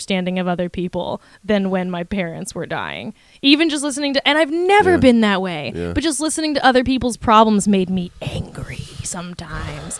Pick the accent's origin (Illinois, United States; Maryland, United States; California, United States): California, United States; La Puente; I'm from La Puente.